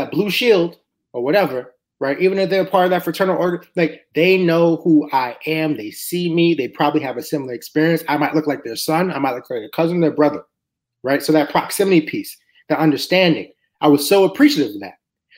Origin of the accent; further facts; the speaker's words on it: New York City, New York, United States; now in Philadelphia, United States; I'm from New York City